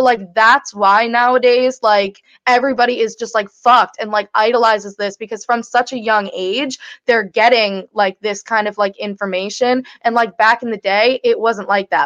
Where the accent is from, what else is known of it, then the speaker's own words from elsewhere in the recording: Connecticut, United States; we're from Connecticut, this is like a Connecticut based show